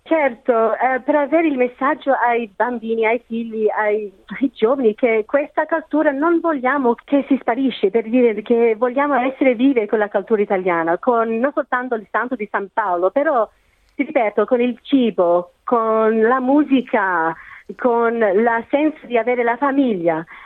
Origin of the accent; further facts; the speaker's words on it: Australia; sono nata qui in Australia, i miei genitori sono italiani